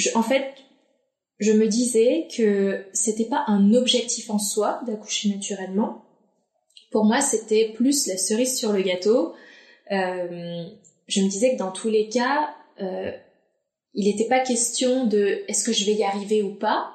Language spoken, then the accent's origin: French; Dunkirk, Hauts-de-France, France; now in Lyon, France; je suis originaire de Dunkerque, du nord de la France, mais je vis actuellement sur Lyon